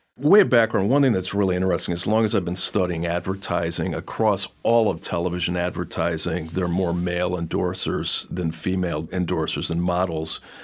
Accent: Detroit, Michigan, United States; I'm from Detroit

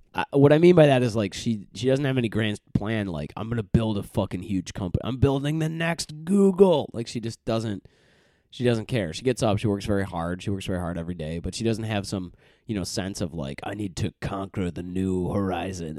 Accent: United States; I'm from the United States

